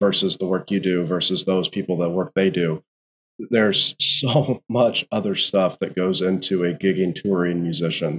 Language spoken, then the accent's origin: English; Indianapolis, Indiana, United States; moved away; I'm originally from Indianapolis